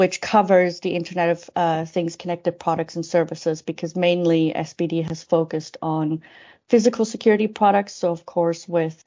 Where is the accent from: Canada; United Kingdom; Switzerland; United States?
Switzerland; first language Spanish; English is a second language; moved away; also born or lived in Sydney, Australia; I am a Swiss national with a multicultural background